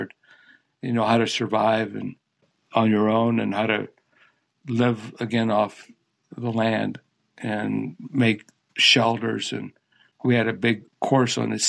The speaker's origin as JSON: {"language": "English", "town": "Barberton", "region": "Ohio", "country": "United States", "said": "I'm from Barberton"}